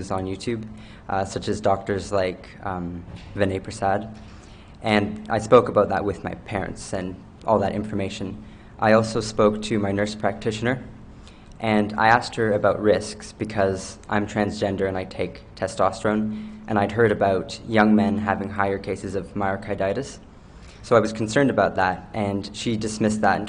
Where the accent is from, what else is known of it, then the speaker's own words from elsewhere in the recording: Baie Verte, New Brunswick, Canada; I'm from Bay Verte, New Brunswick, and I'm a seasonal kitchen worker.